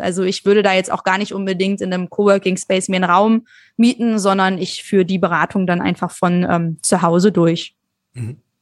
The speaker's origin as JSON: {"language": "German", "country": "Germany", "said": "wir uns als Deutsche"}